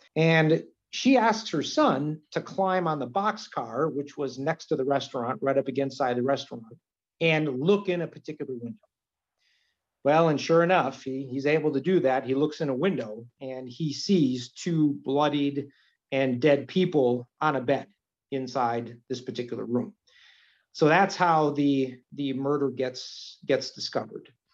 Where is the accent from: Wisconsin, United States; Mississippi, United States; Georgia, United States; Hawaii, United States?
Wisconsin, United States; Milwaukee; now in Green Bay, United States; I'm a transplant from Milwaukee, so I didn't grow up in in Green Bay